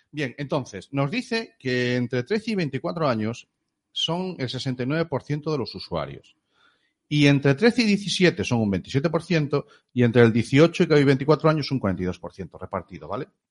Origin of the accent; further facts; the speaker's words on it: Galicia, Spain; somos gallegos